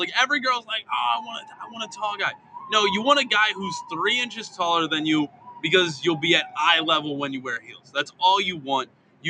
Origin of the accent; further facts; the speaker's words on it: Baltimore, Maryland, United States; moved away; also born or lived in Myrtle Beach; I grew up in Baltimore. But my whole family's from Philly.